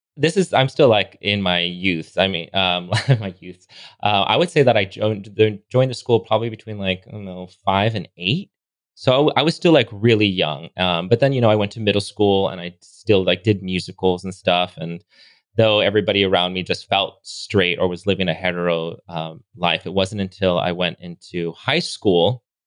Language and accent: English; Los Angeles, California, United States; moved away as an adult; now in Palm Springs, United States; I grew up in Los Angeles, born and raised.